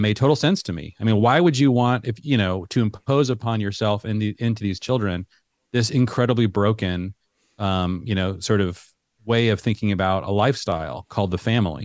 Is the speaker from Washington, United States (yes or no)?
yes; Seattle, Washington, United States; moved away as an adult; also born or lived in Middle East; I grew up in the Seattle area